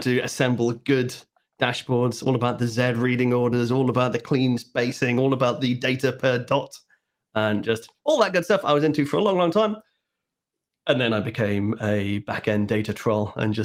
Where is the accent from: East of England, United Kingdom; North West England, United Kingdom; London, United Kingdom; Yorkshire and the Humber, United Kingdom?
North West England, United Kingdom; Liverpool; I grew up in the on the mean streets of Liverpool, over in the Wirral